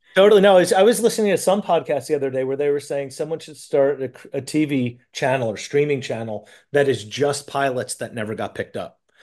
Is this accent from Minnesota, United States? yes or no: no; New York, United States; I'm from New York